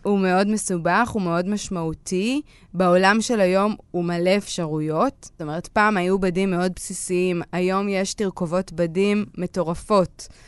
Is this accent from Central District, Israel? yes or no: no; Northern District, Israel; כשהייתי בת 15, אני מצפון הארץ ואין הרבה מה לעשות שם